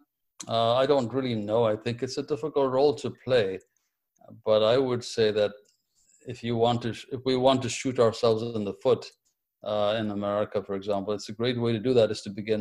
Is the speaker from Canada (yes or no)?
no; Ethiopia; moved away as an adult; I was born in Ethiopia, and I began my medical schooling in Ethiopia before it was interrupted